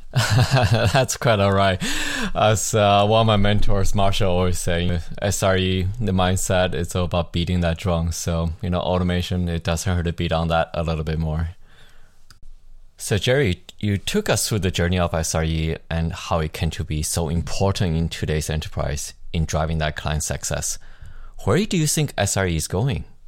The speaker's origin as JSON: {"language": "English", "country": "Canada", "said": "Being a Canadian"}